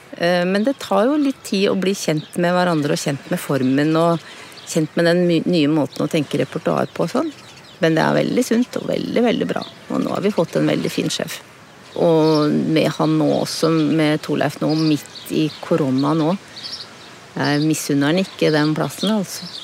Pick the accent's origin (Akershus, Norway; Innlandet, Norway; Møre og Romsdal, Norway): Akershus, Norway; Dal; also born or lived in Råholt; Vokste opp på Dal og ungdomstida mi på Rålt.